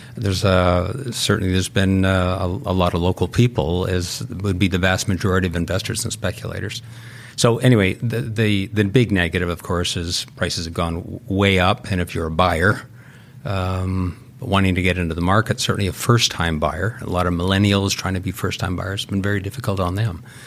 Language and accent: English; Vancouver, British Columbia, Canada; I grew up in Vancouver.